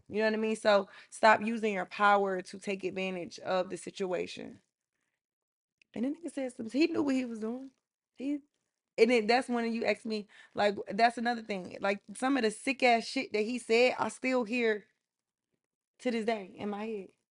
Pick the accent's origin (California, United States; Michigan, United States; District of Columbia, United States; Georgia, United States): Georgia, United States; Atlanta; I'm from Atlanta